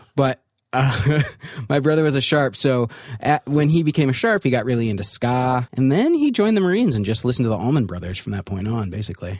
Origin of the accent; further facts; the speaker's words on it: Ann Arbor, Michigan, United States; I actually grew up in Ann Arbor, Michigan